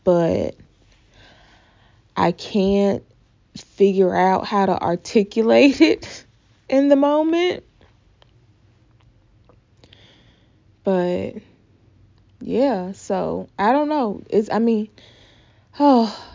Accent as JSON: {"language": "English", "region": "the South", "country": "United States", "accent": "southern", "said": "my southern accent"}